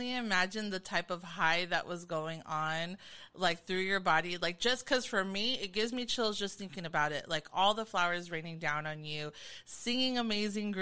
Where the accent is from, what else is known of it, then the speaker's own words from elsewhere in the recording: Long Beach, California, United States; I'm from SoCal, specifically from the Carson, Long Beach area.